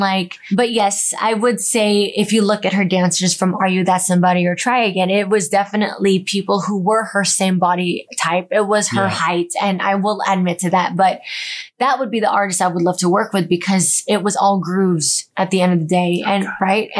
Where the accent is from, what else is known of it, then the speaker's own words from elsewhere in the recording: United States; I'm a Filipino American, 5'2" girl